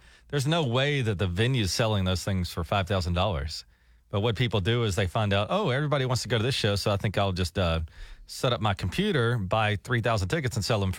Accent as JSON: {"language": "English", "region": "Georgia", "country": "United States", "said": "I listen to Tig and Daniel every morning. I'm from Georgia."}